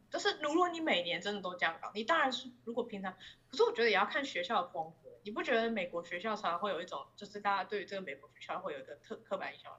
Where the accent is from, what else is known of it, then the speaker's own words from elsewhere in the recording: Taiwan; moved away; 身为一个台湾人，我从小到大都过得蛮好的